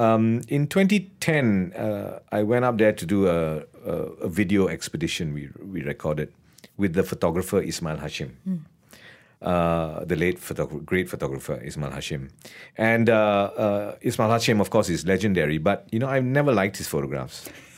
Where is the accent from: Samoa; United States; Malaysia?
Malaysia; Sentul, Kuala Lumpur; I come from Sentul. And, you know, we are told that we don't like Malay people.